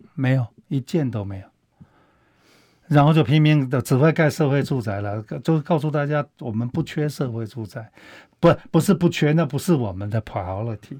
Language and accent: Chinese; Taiwan; 我们台湾人是见了棺材还不会流泪